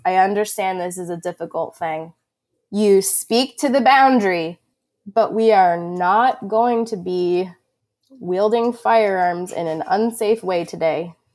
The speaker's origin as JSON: {"language": "English", "area": "Long Island", "region": "New York", "country": "United States", "tie": "born or raised there", "moved": "as an adult", "lives_now": "Vermont, United States", "said": "I was born and raised on Long Island, New York, and, and have only ever lived there until I moved to Vermont in twenty thirteen"}